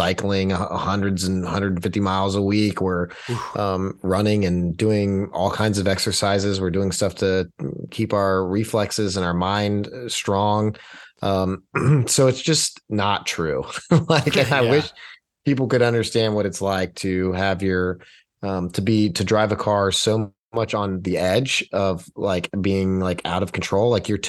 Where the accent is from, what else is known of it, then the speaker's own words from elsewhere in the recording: Texas, United States; growing up in Texas, man, it's Tex-Mex.